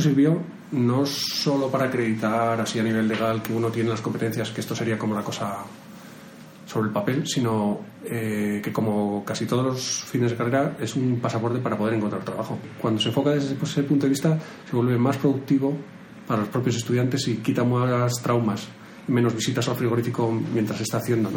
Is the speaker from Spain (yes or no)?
yes; Madrid, Community of Madrid, Spain; Yo soy de Madrid.